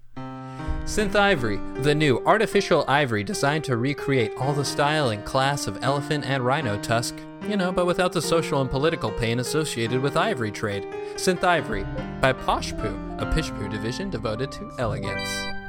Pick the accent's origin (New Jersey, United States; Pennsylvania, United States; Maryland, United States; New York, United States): New York, United States; New York City; I'm from Brooklyn